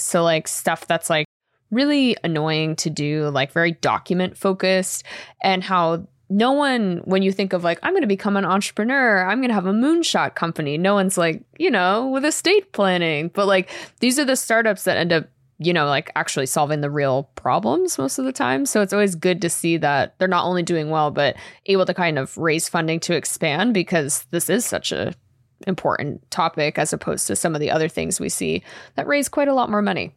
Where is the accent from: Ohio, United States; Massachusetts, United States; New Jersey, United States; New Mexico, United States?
Massachusetts, United States; Boston area; moved away; I won't say I'm from Boston 'cause I'm not a liar, but I'm from the area.